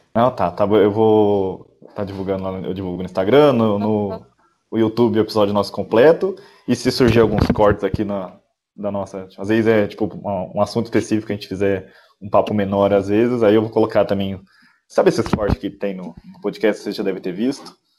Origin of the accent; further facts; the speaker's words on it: south of Minas Gerais, Brazil; Eu sou daqui do, do, sul de Minas